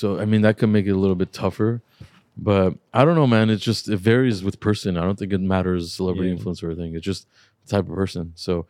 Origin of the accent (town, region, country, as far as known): Los Angeles, California, United States; born or raised there